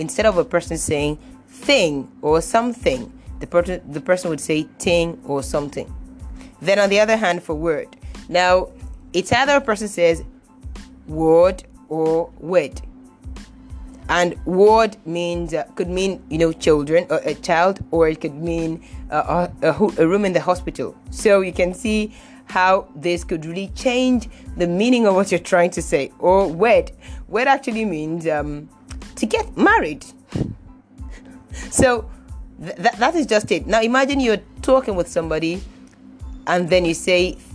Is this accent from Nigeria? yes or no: yes; Nigeria; I am a Nigerian